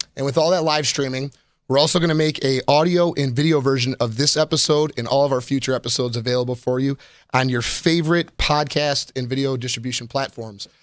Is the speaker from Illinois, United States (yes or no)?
yes; Chicago, Illinois, United States; also born or lived in Orlando; now in Las Vegas, United States; I'm originally from Chicago, Illinois